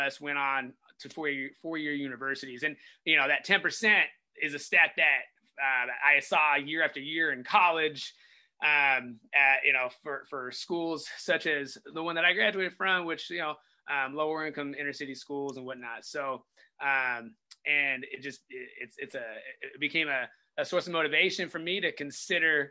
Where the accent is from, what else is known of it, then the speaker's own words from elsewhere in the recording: Stockton, California, United States; also born or lived in Mississippi; I moved back to my hometown of Stockton, California, where I was raised